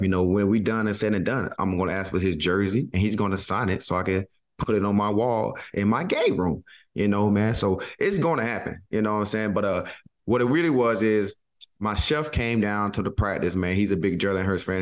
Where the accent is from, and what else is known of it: Georgia, United States